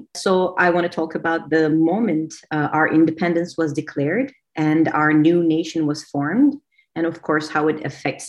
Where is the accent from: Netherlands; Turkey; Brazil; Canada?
Turkey; Adana; moved away as an adult; now in New York, United States; I came here for an MBA and I ended up staying here. I'm originally from Turkey, a city named Adana on the Mediterranean coast of Turkey.